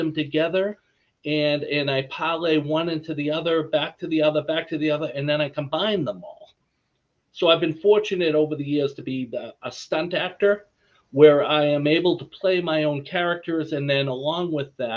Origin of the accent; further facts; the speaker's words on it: Quincy, Massachusetts, United States; accent: Boston; the town I grew up in, just south of Boston, Quincy